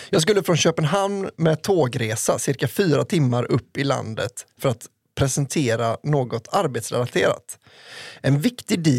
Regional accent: Sweden; born there; Men som född svensk kan jag inte säga något opassande.

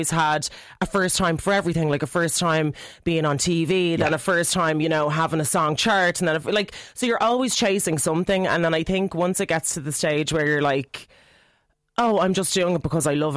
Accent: Ireland; Irish female artists in the industry

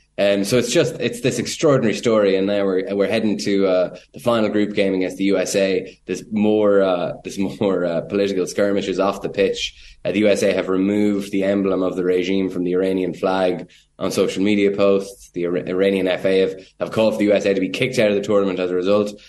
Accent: Ireland; as an Irish journalist

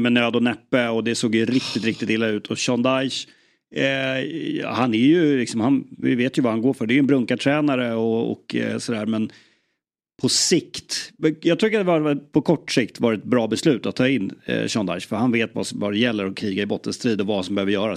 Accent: Sweden; jag som svensk

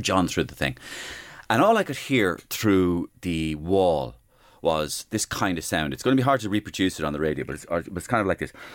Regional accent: Waterford, Munster, Ireland; the uniqueness of Waterford, Tony's hometown, and indeed my hometown

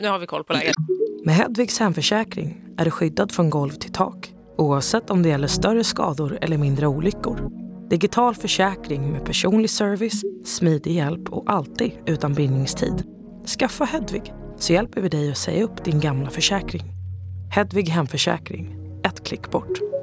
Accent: Stockholm, Stockholm County, Sweden; jag är ju uppvuxen i Stockholms innerstad

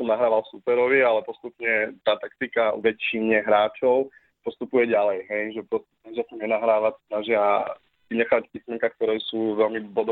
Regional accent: Bratislava, Bratislava Region, Slovakia; Ja som z Bratislavy

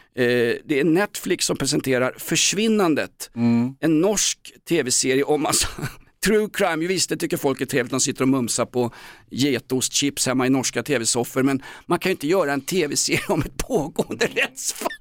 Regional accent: Aspudden, Stockholm County, Sweden; Jag är från Aspudden

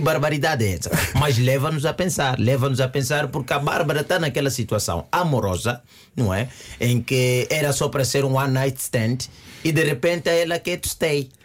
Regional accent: Angola; now in Portugal; como angolano

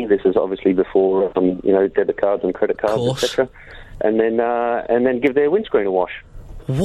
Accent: Australia; I'm Australian

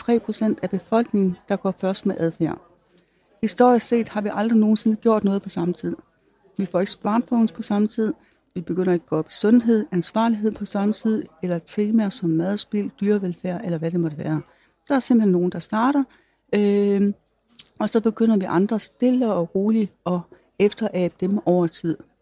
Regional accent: North Jutland, North Denmark Region, Denmark; moved away; jeg kommer fra Nordjylland, jeg er landmandsdatter

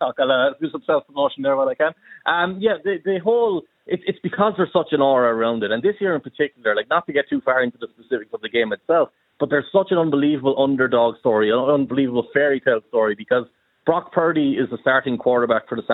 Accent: Cork, Munster, Ireland; I'm from Cork. I can be a Cork GAA fan because I can go to Cork games and I know people who play on the team and I grew up around them.

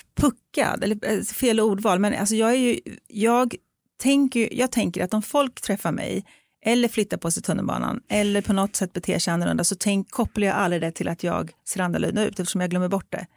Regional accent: Sweden; jag är så extremt uppväxt i ett, en svensk kontext. Eh, jag är uppväxt med en svensk vit mamma och en bonuspappa som är svensk och vit och har svenska vita syskon och kommer från ett litet samhälle ute på landet

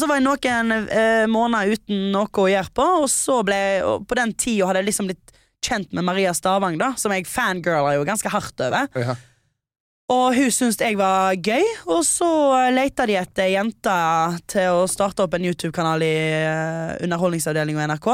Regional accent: Stord, Vestland, Norway; jeg er 23 år gammel. Jeg er fra Stord.

